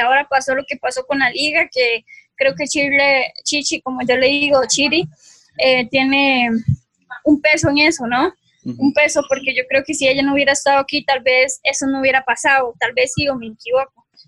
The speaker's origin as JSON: {"language": "Spanish", "country": "Costa Rica", "also_born_or_lived": "Colombia / France", "moved": "as an adult", "said": "en Costa Rica aquí"}